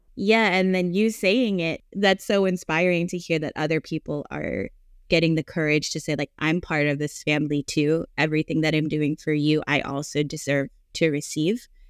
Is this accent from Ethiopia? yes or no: no; United States; I was born here in the States, but every summer we would go to the Philippines.